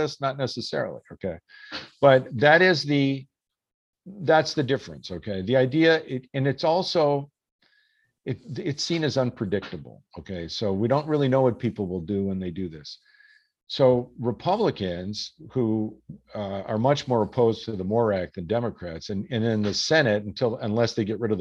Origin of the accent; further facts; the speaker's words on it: Minnesota, United States; I grew up in Minnesota, right?